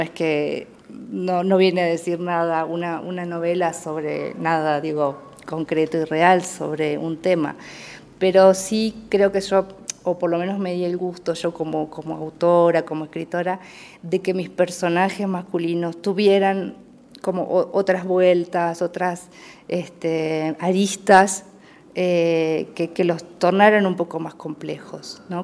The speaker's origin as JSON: {"language": "Spanish", "region": "Entre Ríos", "country": "Argentina", "tie": "born or raised there", "also_born_or_lived": "Paraná", "said": "nací en un pueblo de una eh, provincia que se llama Entre Ríos"}